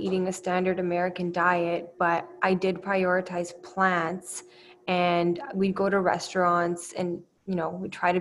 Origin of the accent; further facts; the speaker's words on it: Canada; also born or lived in Romania; I'm from Canada. I'm originally from Romania and I came to Canada in 1999. So I was pretty young. So it's fair to say that I'm pretty Canadian